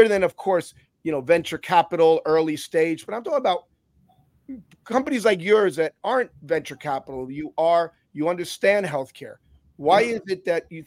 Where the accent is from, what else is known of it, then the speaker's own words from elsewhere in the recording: Cuba; now in Miami, United States; I was born in Cuba. I came to this country